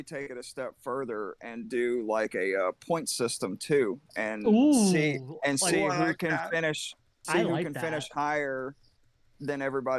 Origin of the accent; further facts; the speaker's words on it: Georgia, United States; I was born and raised in Georgia.